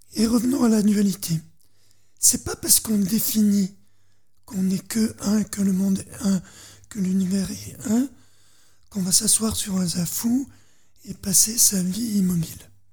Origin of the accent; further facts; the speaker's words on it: Dauphiné, Auvergne-Rhône-Alpes, France; je suis dans la terre du Dauphiné